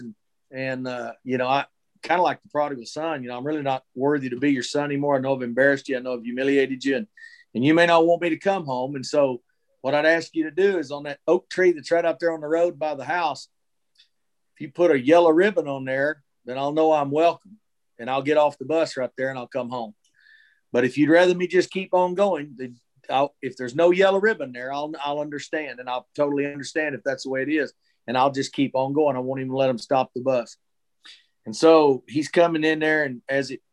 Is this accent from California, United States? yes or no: no; Texas, United States; I was born and raised here in Texas